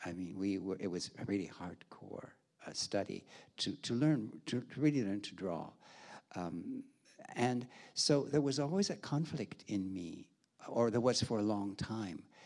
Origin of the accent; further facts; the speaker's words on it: Milwaukee, Wisconsin, United States; moved away as an adult; also born or lived in Chicago; now in Hamburg, Germany; I was born in Milwaukee. My ballet study was in Milwaukee